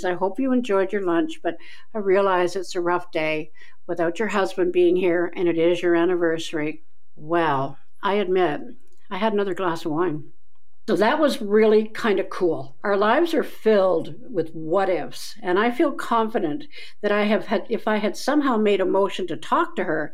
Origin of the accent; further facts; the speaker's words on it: Keswick, Ontario, Canada; when I was 10 years old, walking down the road of my hometown, Keswick, Ontario